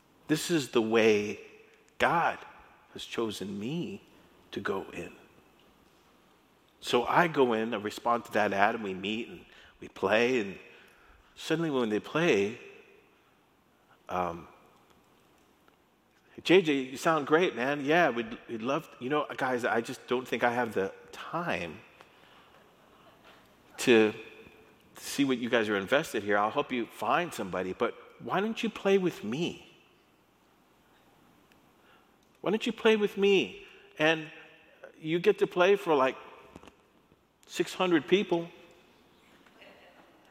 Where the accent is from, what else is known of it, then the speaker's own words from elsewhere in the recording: El Paso, Texas, United States; I grew up in El Paso